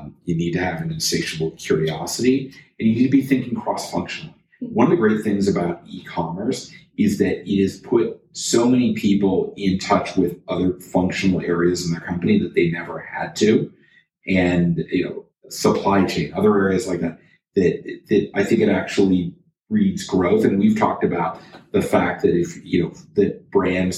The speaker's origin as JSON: {"language": "English", "town": "Toronto", "region": "Ontario", "country": "Canada", "said": "I'm from Toronto."}